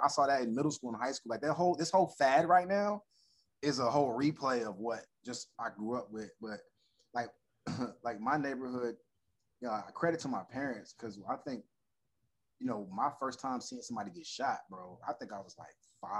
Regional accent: Orlando, Florida, United States; moved away as an adult; now in Los Angeles, United States; Born and raised. I didn't move to LA until 19. No. I moved after I graduated high school, like a week. So I was 17 or 18 when I left Orlando

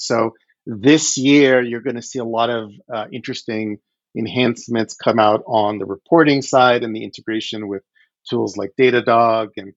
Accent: Odesa, Odesa Oblast, Ukraine; moved away; I was born in the Ukraine. I was born in Odessa.

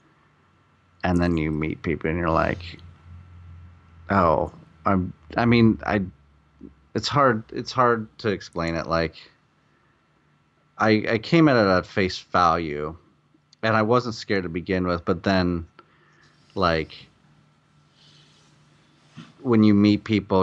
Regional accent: Iowa, United States; moved away as an adult; also born or lived in Chicago; now in Los Angeles, United States; I came from Iowa, and I went to Chicago

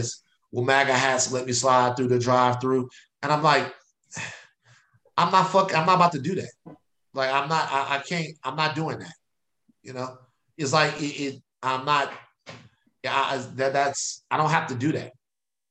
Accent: Baton Rouge, Louisiana, United States; the way I grew up in Baton Rouge

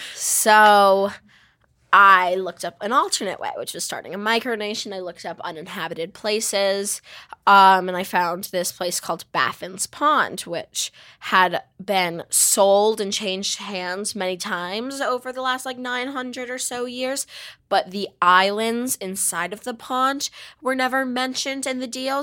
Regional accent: United States; I'm an American and I do not have a monarch

